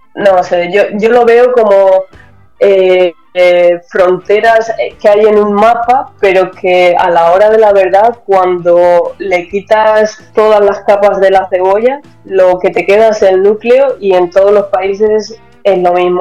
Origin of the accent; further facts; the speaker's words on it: Almansa, Castilla-La Mancha, Spain; moved away as an adult; also born or lived in Germany; en el Centro Joven de Almansa, de donde soy yo